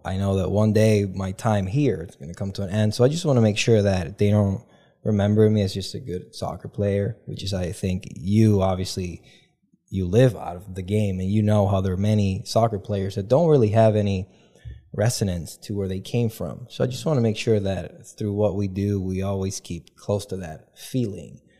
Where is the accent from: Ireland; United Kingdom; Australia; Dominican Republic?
Dominican Republic; moved away as an adult; also born or lived in Kalamazoo, Michigan; being born and raised in the Dominican Republic